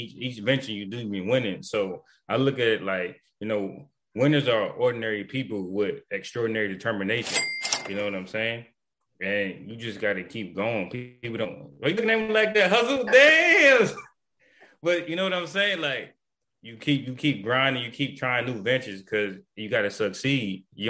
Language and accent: English; Brooklyn, New York, United States; But I love New York. I'm from Brooklyn.